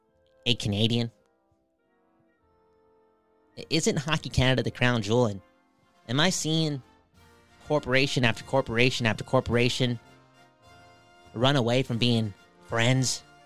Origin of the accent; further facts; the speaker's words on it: Belgium; I'm from Belgium. Can we talk more about that? The Belgian people?